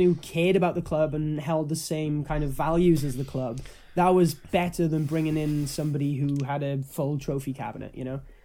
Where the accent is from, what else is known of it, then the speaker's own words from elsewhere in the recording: Wales, United Kingdom; I'm, I'm Welsh